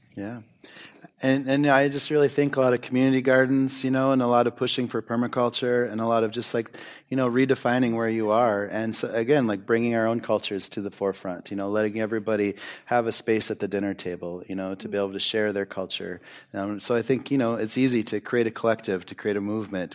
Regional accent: United States; growing up in the United States when I was younger

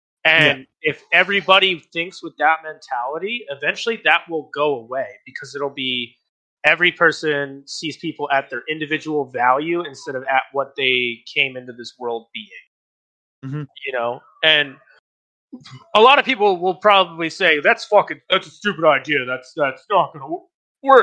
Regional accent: Virginia, United States; I grew up in Virginia

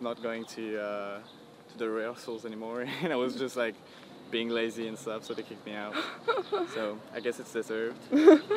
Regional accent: France; English is a second language

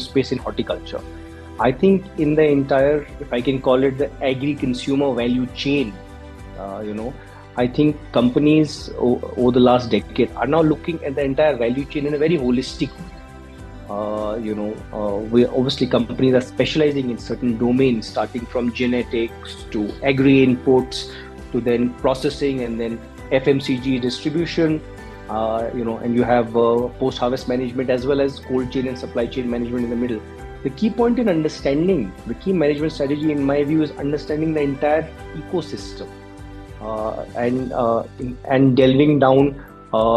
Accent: Jammu and Kashmir, India; moved away; also born or lived in Dehradun, Uttarakhand; I am from Kashmir. I was born in Kashmir. I went to boarding school in Dehradun

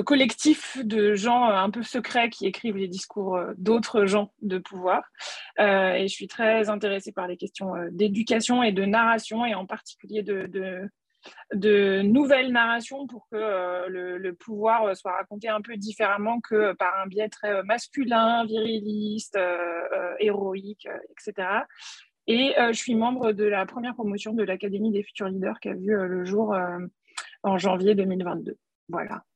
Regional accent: Nantes, Pays de la Loire, France; je suis nantaise

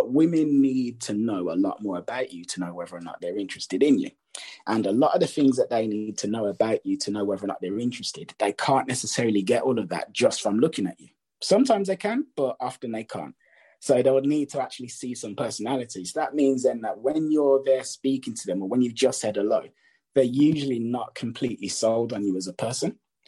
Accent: England, United Kingdom; because we're both English

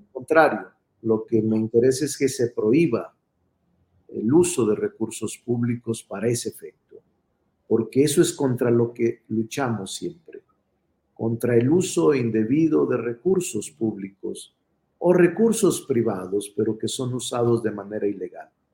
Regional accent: Zacatecas, Mexico; moved away as an adult; now in Mexico City, Mexico; Yo nací en Zacatecas

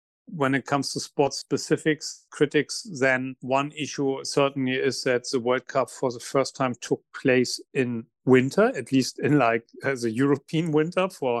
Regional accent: Germany; now in Qatar; my home country, Germany

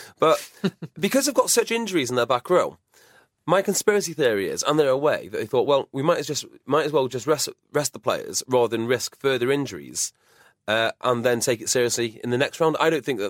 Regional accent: Welsh, Wales, United Kingdom; I'm Welsh

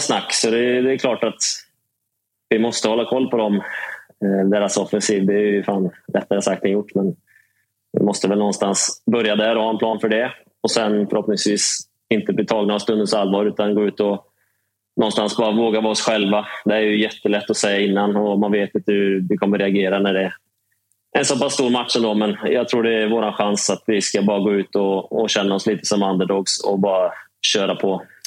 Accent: Trollhättan, Västra Götaland, Sweden; Gräddhyllan i Trollhättan, vet du. Sandhem eh, fint. Precis bredvid fotbollsplanen där jag växte upp

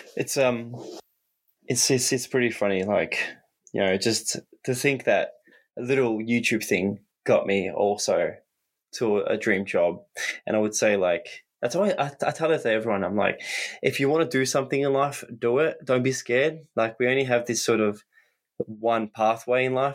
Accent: Australia; as an Aussie, we're so far away from the world

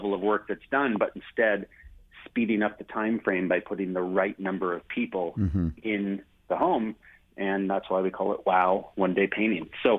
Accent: San Francisco, California, United States; now in Canada; I was born in the United States in San Francisco

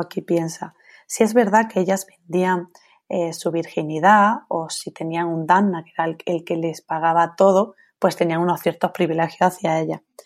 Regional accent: Andalusia, Spain; also born or lived in Italy; yo me siento más japonesa que andaluza

